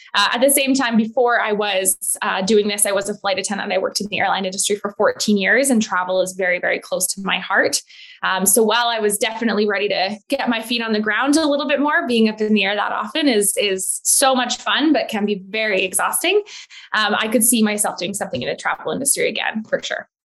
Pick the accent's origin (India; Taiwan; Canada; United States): Canada; Edmonton, Alberta; moved away as an adult; also born or lived in Calgary / Vancouver; now in Penticton, Canada; I actually grew up in Alberta, in Edmonton